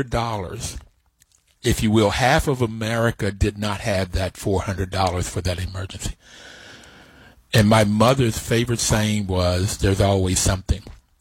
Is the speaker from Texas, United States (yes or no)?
no; Bluefield, West Virginia, United States; I grew up in Bluefield, West Virginia. I grew up in West Virginia, and all of West Virginia is Appalachia.